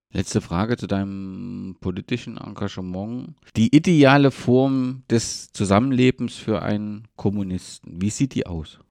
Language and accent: German; East Germany, Germany; als Ostdeutscher